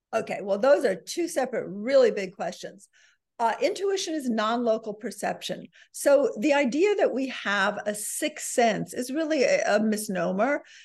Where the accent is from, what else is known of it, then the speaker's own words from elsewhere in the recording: New York City, New York, United States; I'm a New Yorker